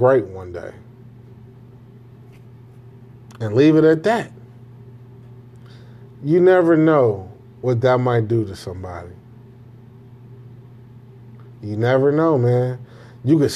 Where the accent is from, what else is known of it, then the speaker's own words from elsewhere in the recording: Chicago, Illinois, United States; I grew up on the South Side, man. You understand what I'm telling you? 79th and Damon